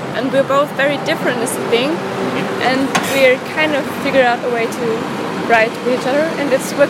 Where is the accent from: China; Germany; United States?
Germany; No, we're from Germany, actually.